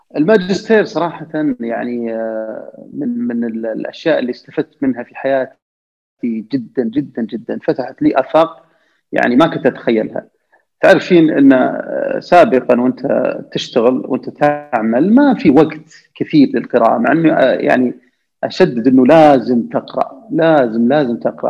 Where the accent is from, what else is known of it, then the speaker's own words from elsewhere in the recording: Saudi Arabia; أنا وزملاء لي كسعوديين